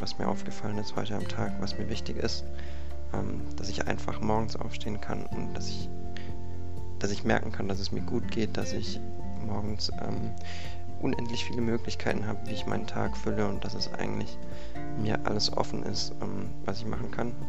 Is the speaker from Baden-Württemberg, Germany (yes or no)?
yes; Konstanz, Baden-Württemberg, Germany; ich komme aus Konstanz und bin 20 Jahre alt